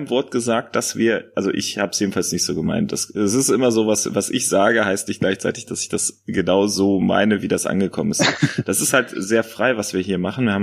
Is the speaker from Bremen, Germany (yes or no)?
no; North Rhine-Westphalia, Germany; Rheinland. Ganz, ganz klassisch Rheinland. Okay, cool. Was man auch sicherlich an äh, unseren Sprachgewohnheiten so ganz minimal äh, hören wird.